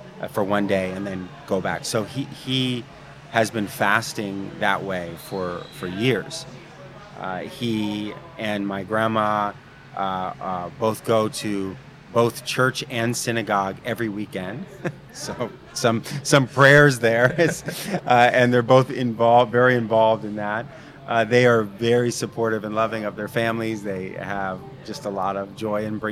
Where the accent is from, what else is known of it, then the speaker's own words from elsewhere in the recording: the Bay Area, California, United States; I grew up in the Bay Area. My family's from here.